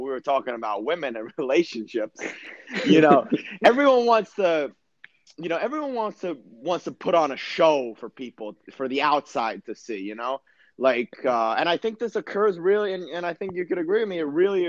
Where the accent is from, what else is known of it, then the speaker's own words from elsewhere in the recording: United States; moved away as an adult; also born or lived in Sweden / Germany; I come from America